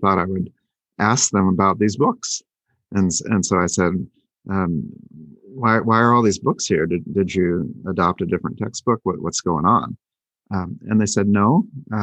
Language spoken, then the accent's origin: English; Michigan, United States; I was born in Michigan